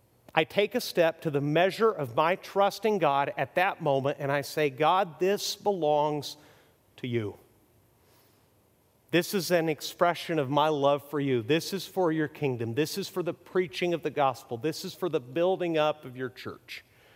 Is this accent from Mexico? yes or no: yes; Mexico; See, I grew up middle class in Mexico and went to private schools, which was very nice.